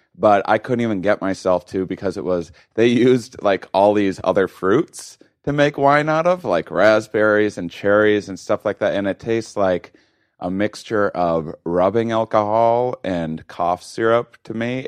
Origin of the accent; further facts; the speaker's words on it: Wisconsin, United States; moved away; I'm from Wisconsin originally, uh, not exactly wine country